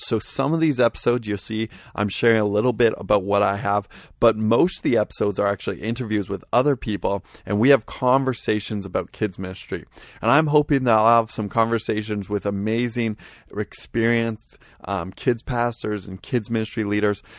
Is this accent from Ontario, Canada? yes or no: no; Vancouver, British Columbia, Canada; I am from Vancouver, British Columbia, Canada